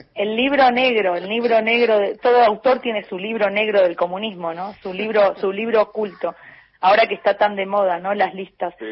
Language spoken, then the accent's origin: Spanish; Buenos Aires, Argentina; moved away as an adult; now in Paris, France; Yo viví casi 30 años en, siendo una porteña pura y dura